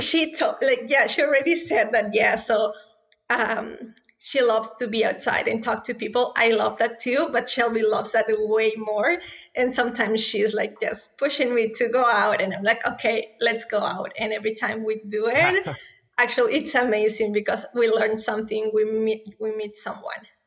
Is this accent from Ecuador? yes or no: yes; Ecuador; moved away as an adult; now in Edmonton, Canada; I was born and raised in Ecuador